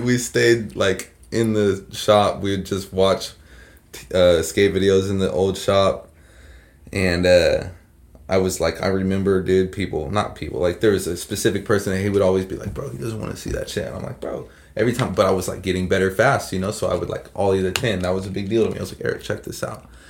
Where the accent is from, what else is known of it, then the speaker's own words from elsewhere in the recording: Redding, California, United States; I grew up on Shasta View